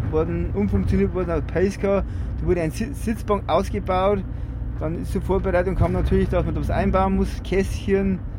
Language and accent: German; Bavaria, Germany; da musste als Bayer musste eine Bierflasche aufs Trikot rauf und auf die Radhose